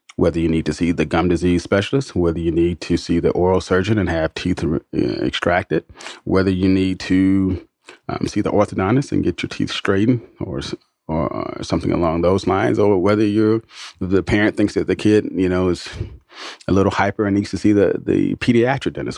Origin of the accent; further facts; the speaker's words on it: Atlanta, Georgia, United States; my hometown